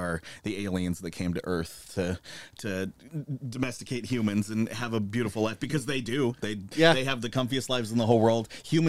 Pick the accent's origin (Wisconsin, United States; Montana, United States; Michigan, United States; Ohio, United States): Montana, United States; I also am from the area that Benoit started in. You know, I'm from Montana, and I grew up with Stampede Wrestling